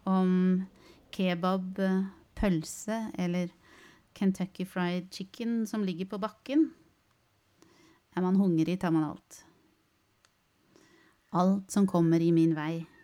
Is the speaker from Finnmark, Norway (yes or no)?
yes; Alta, Finnmark, Norway; Jeg er fra Alta.